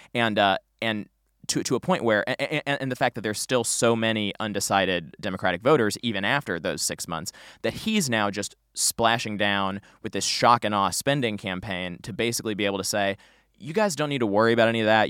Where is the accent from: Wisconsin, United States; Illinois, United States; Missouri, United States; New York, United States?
Missouri, United States; St. Louis; I'm from Saint Louis